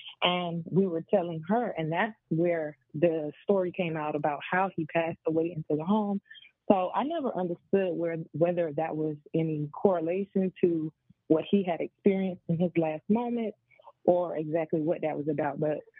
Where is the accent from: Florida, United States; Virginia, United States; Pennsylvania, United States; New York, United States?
Florida, United States; I'm from Florida.